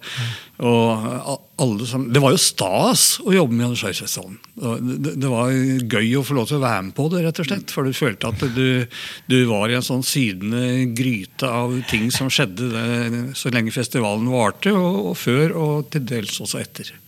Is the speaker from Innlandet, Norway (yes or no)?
yes; Hamar, Innlandet, Norway; born or raised there